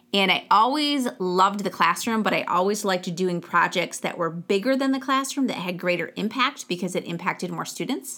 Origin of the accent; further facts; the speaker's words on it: Genesee County, Michigan, United States; I grew up in Genesee County, just outside of Flint, Michigan.